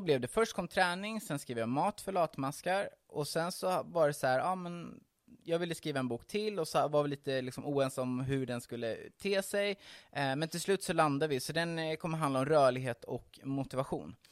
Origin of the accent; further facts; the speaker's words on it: Hultsfred, Kalmar County, Sweden; moved away as an adult; now in Stockholm, Sweden; Jag är uppvuxen i Hultsfred, så jag kommer inte från Stockholm från början